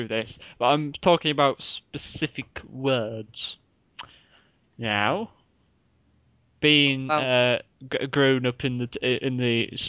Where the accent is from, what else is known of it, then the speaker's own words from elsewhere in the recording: Hull, Yorkshire and the Humber, United Kingdom; accent: Hull; I'm going to put on my best Hull accent, even though I'm from it